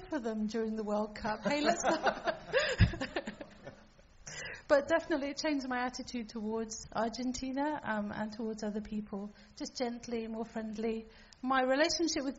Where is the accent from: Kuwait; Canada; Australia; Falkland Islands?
Falkland Islands; I'm from the Falkland Islands, and that's where I grew up